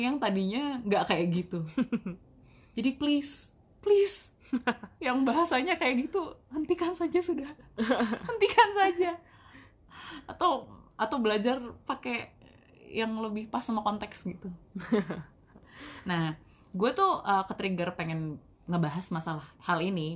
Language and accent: Indonesian; Betawi, Jakarta, Indonesia; accent: Betawi; masih Betawi juga